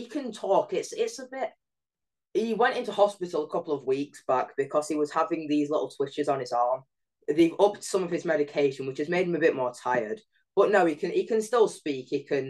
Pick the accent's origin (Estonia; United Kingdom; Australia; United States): United Kingdom; Sheffield, Yorkshire and the Humber; also born or lived in Rotherham; I lived there for about 2 years when I was little, but then we moved to Sheffield.